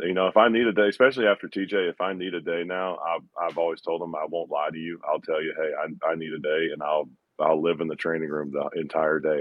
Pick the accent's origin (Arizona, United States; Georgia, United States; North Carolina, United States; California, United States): Georgia, United States; being from Georgia in my hometown